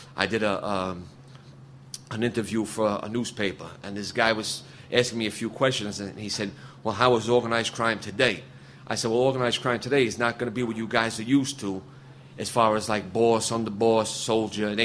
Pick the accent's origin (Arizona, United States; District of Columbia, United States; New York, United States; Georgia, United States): New York, United States; New York City; I'm from Brooklyn, New York.